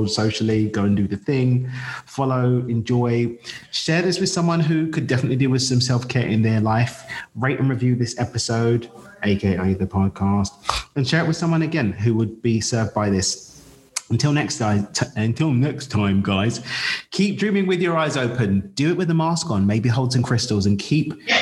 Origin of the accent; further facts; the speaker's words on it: United Kingdom; I'm British with Zimbabwean heritage.